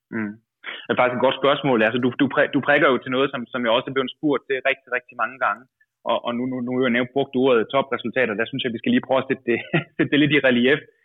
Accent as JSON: {"language": "Danish", "country": "Denmark", "said": "som dansker"}